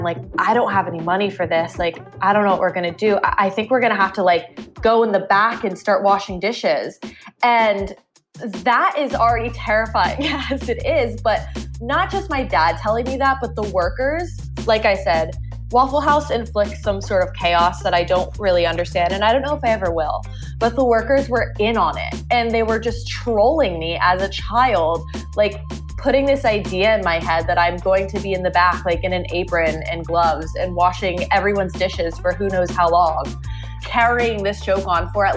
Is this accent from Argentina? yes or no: no; Winder, Georgia, United States; born or raised there